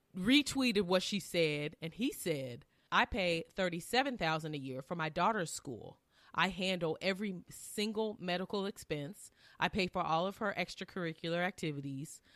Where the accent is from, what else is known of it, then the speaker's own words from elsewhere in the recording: Southern Illinois, United States; now in Tennessee, United States; We are from Southern Illinois